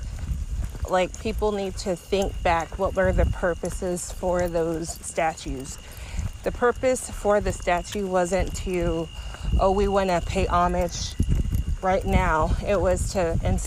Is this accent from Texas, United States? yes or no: yes; Austin, Texas, United States; I grew up in Austin